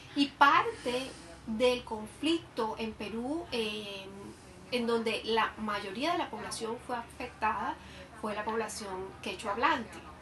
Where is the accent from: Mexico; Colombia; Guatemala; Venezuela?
Colombia; nosotros como colombianos